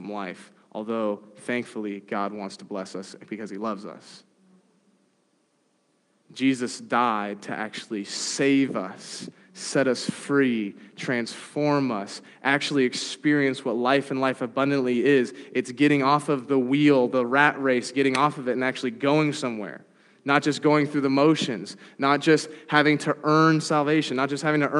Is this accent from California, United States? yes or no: yes; San Diego, California, United States; Growing up in San Diego, I have a lot of friends who are part of the Latter-day Saint Church